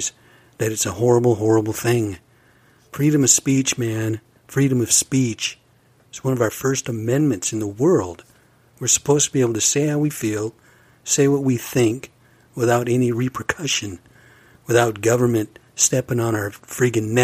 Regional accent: United States; I'm an American Indian

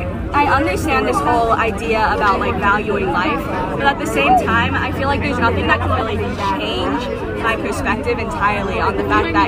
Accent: Claremont, California, United States; also from the same place

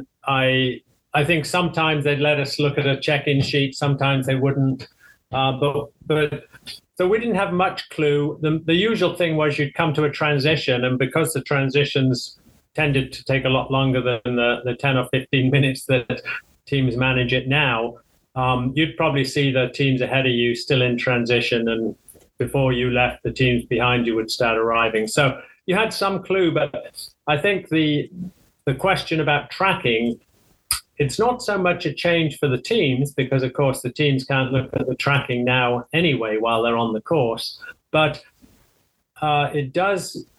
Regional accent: the very north of England, North East England, United Kingdom; I'm not quite Scottish. I'm from the very north of England.

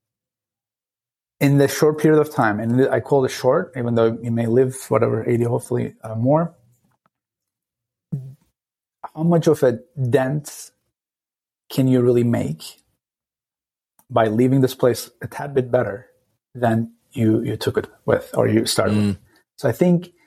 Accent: Istanbul, Turkey; moved away as an adult; now in San Francisco Bay Area, United States; I grew up in Turkey, in Istanbul, a crazy town of 18 million people

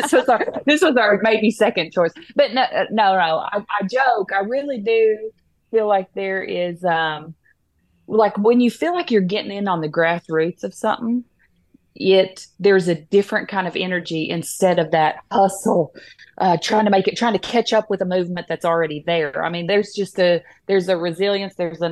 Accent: Tennessee, United States; I am an artist from East Tennessee, Foothills area, more specifically Scott County, which is northwest of Knoxville.

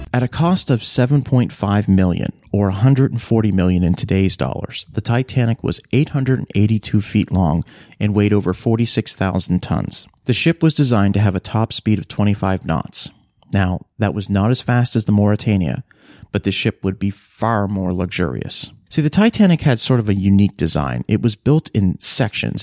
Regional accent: Halifax, Nova Scotia, Canada; I grew up in Halifax, Nova Scotia, a port city on the east coast of Canada

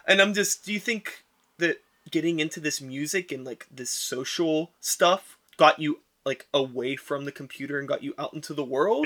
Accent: Wilkinsburg, Pennsylvania, United States; I grew up in Wilkinsburg, right, and when I was growing up in the early '90s

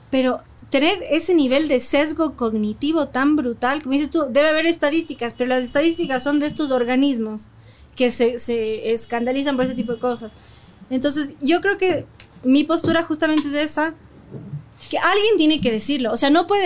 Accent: Quito, Pichincha, Ecuador; nací en, en, en Chaupicruz.

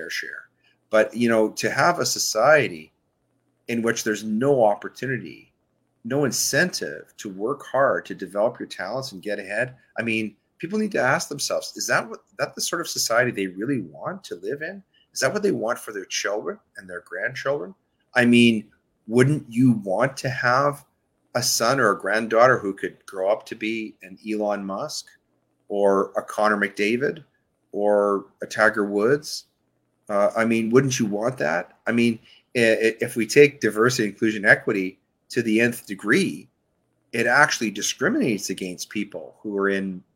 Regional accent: Canada; I grew up in Canada

